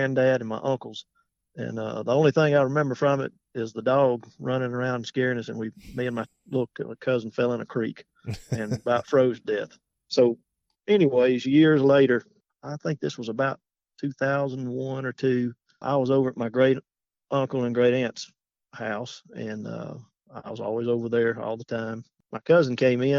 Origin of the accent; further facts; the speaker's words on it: Alexander City, Alabama, United States; now in Goodwater, United States; I'm from Alexander City, Alabama. I live in Goodwater, Alabama now